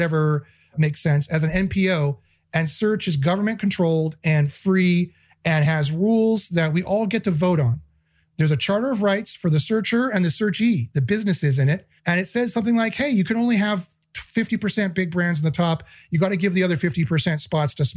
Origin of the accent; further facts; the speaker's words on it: Canada; I'm Canadian